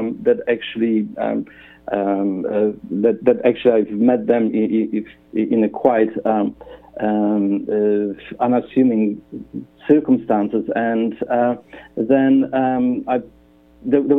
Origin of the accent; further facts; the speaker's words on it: Poland; moved away as an adult; also born or lived in Australia; now in Perth, Australia; I come from Poland.